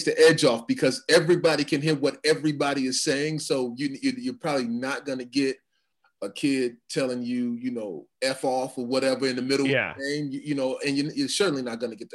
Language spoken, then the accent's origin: English; Chicago, Illinois, United States; I'm a Chicago kid, man. Chicago's a tough place